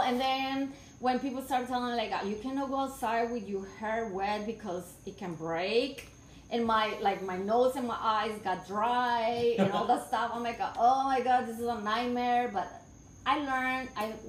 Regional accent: Colombia; English is a second language; moved away as an adult; also born or lived in Wisconsin, United States; now in United States; I was going to school in Colombia

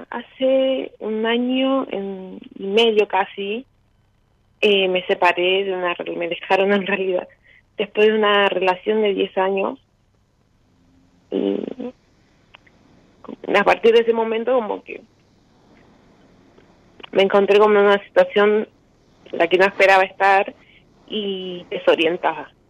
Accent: Jujuy, Argentina; moved away as an adult; now in Córdoba, Argentina; yo soy de Jujuy, pero ahora estoy viviendo en Córdoba. estudio acá. Y, vivo hace, bueno, desde el 2010, pero en pandemia me volví a Jujuy y ahora este año retomé.

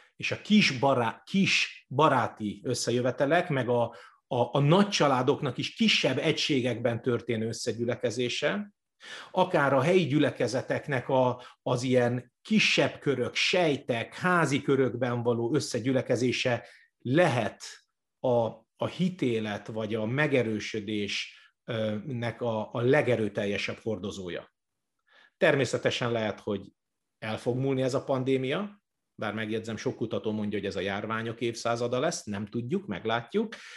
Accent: Budakalász, Pest, Hungary; Budakalásson volt nekem az első gyülekezet plántálásom, a szülővárosomban, ahol fel is nőttünk.

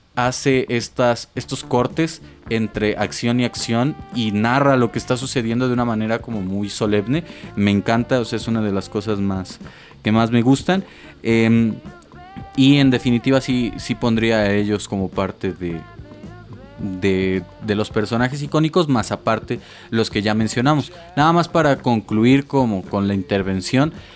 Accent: Mexico; nosotros como mexicanos

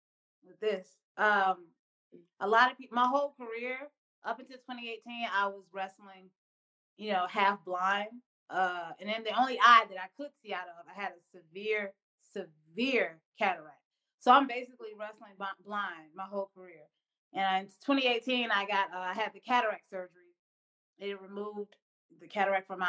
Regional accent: Atlanta, Georgia, United States; growing up in Atlanta, Georgia, right in the South

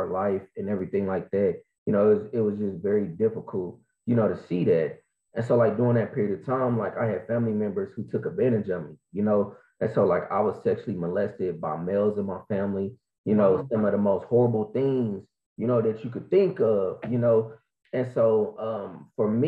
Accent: Kansas City, Missouri, United States; I am from Kansas City, Missouri, Show Me State.

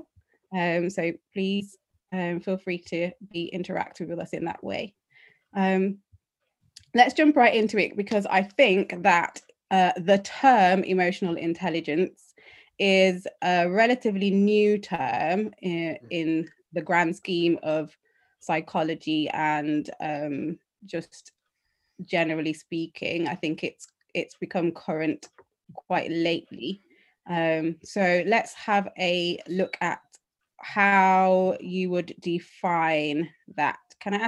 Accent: Birmingham, West Midlands, United Kingdom; I am from Birmingham

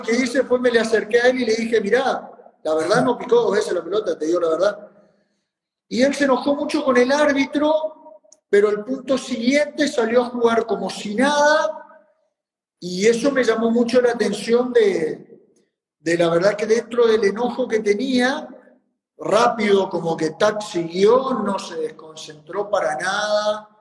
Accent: Formosa, Argentina; yo soy de Formosa, o sea, yo estoy en una provincia argentina

